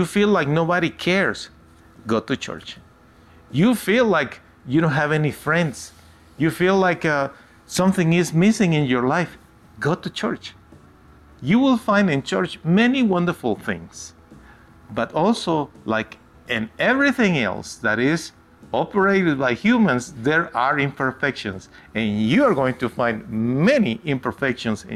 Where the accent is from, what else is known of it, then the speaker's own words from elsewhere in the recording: United States; my country, the United States of America. I am an American citizen